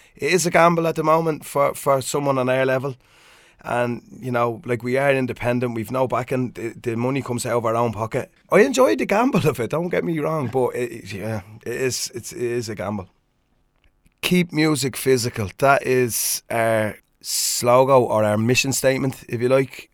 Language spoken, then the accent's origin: English; Swords, Leinster, Ireland; I was doing a DJ night in my hometown of Swords